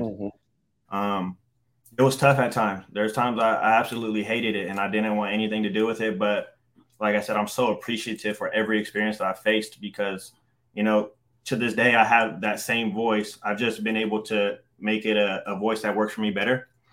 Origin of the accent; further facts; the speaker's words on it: Stockton, California, United States; I grew up in Stockton, California